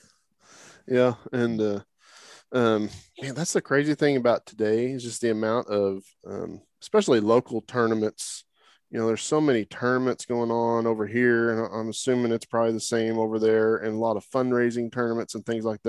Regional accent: Oklahoma, United States; moved away; I grew up in Oklahoma

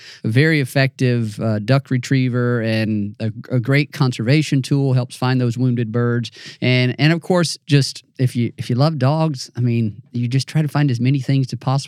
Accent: Mississippi, United States; And I grew up in North Central Mississippi, and that's a similar type of deal for me.

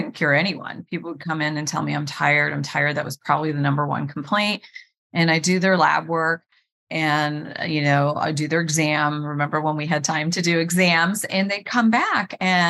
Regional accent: Cleveland, Ohio, United States; I was born and raised in Cleveland, Ohio

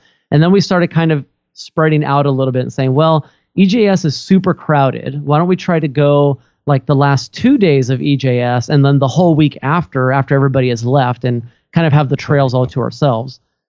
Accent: Redmond, Washington, United States; my hometown here in Redmond, Washington.

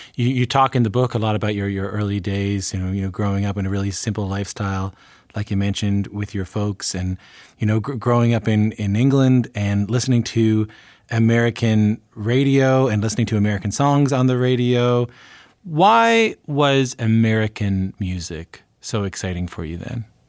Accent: Canada; as a canadian

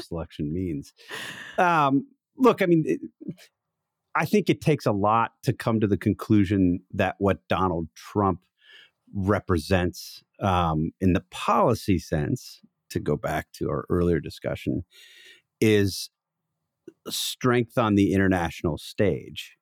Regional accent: Wauwatosa, Wisconsin, United States; I am from Wauwatosa

